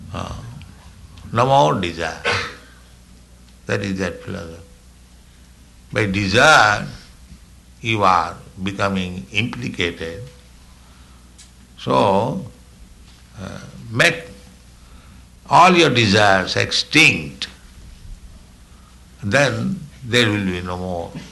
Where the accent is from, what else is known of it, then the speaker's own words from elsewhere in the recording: India; I am Indian